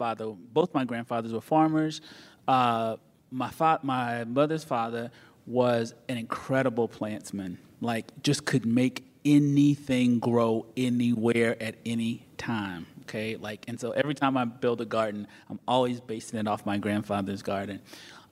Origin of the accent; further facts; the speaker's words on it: North Carolina, United States; I'm from North Carolina.